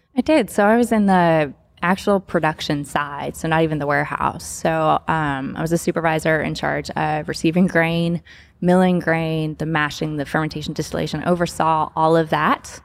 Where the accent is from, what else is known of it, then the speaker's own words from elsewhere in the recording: Kentucky, United States; now in Memphis, United States; growing up in Kentucky